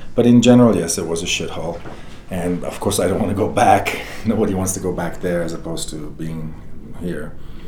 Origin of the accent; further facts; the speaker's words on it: Nigeria; also born or lived in Beirut, Lebanon; I grew up in Nigeria, Africa, and Beirut, Lebanon, so I've seen hell actually take place.